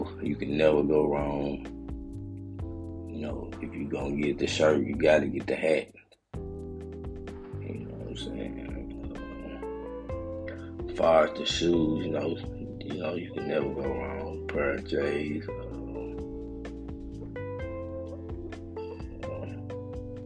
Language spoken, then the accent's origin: English; Memphis, Tennessee, United States; now in Atlanta, United States; where I'm from Memphis.